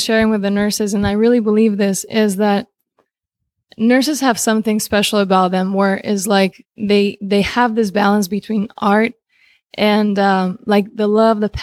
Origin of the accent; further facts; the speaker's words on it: Spain; moved away as an adult; also born or lived in Romania / Argentina; now in United States; I was born in Romania. I grew up in Spain since I was 3, 4. Just turned 4, and then I lived in Argentina for about a year or so, and then I moved to the U.S.